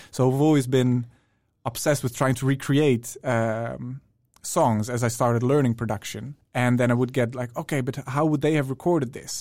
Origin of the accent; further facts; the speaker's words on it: Netherlands; moved away as an adult; now in Stockholm, Sweden; I'm from the Netherlands originally